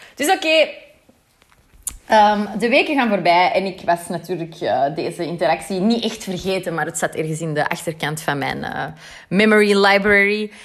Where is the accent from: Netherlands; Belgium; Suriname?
Belgium; Antwerp, Flanders; ik ben uit Antwerpen